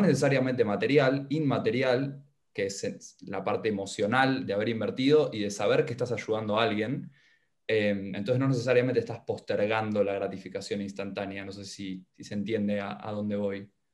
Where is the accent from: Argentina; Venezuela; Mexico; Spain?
Argentina; habitante argentino